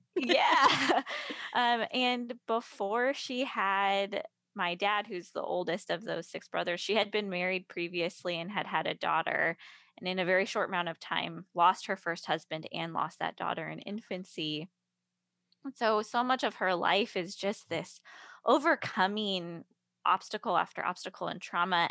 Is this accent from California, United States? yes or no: yes; Carmel, California, United States; moved away as an adult; also born or lived in Seattle, Washington; now in Nashville, United States; I come from the Carmel Monterey area, which is about two hours south of San Francisco